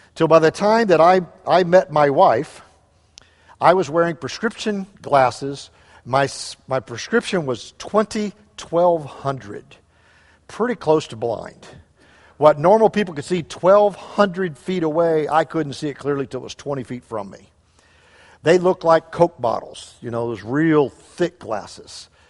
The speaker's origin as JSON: {"language": "English", "town": "St. Louis", "region": "Missouri", "country": "United States", "tie": "born or raised there", "moved": "yes", "said": "we grew up in Saint Louis area"}